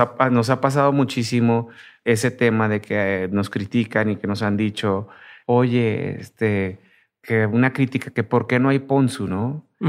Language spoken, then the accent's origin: Spanish; Tijuana, Baja California, Mexico; yo soy de Tijuana